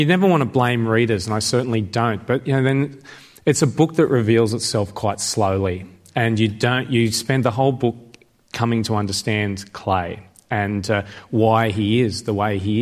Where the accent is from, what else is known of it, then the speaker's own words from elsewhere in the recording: Sydney, New South Wales, Australia; I'm from Sydney